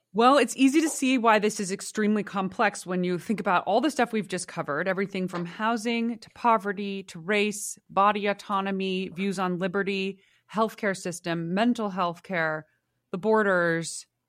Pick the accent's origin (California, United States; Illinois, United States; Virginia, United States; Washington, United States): California, United States; San Francisco; my hometown